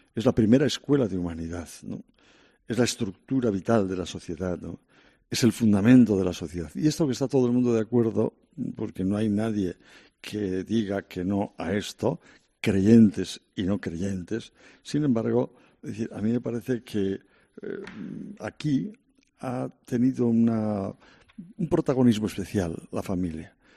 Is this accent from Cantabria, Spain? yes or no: yes; Santander, Cantabria, Spain; moved away as an adult; now in Madrid, Spain; en mi tierra de origen, Santander